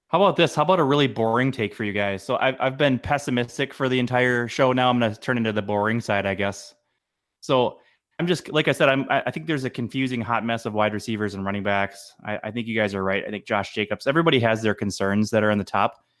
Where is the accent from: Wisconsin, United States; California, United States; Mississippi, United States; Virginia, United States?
Wisconsin, United States; Madison; also born or lived in Iowa; now in Minnesota, United States; I grew up in Madison, Wisconsin